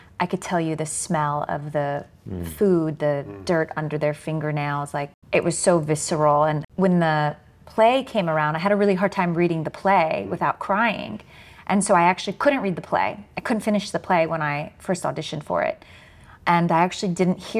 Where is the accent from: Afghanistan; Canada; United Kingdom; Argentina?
Afghanistan; I'm from Afghanistan